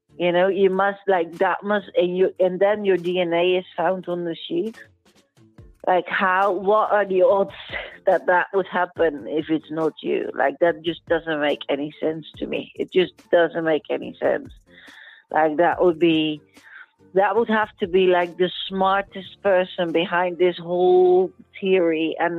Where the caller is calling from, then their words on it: Spain; So I'm calling in from Spain.